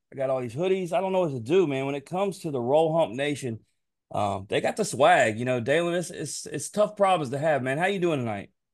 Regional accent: Memphis, Tennessee, United States; I'm from Memphis. Like, we grew up on

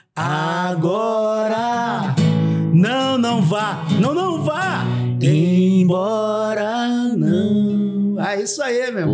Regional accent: Brazil; eu brasileiro chegando ali

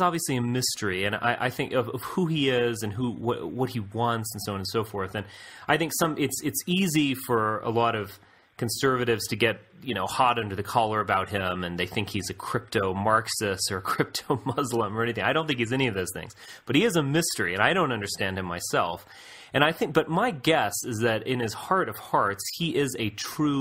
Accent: United States

